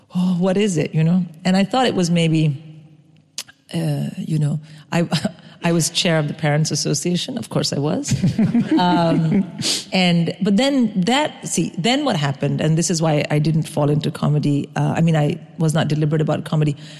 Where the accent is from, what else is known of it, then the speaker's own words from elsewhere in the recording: India; first language English; moved away; I grew up in India.